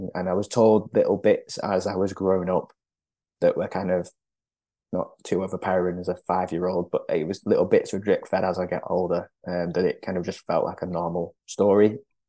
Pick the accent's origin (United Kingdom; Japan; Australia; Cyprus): United Kingdom; England; born or raised there; also born or lived in Lima, Peru